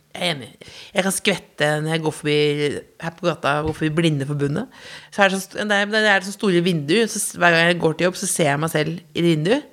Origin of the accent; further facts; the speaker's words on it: Jessheim, Akershus, Norway; Det er som at jeg er fra Jessheim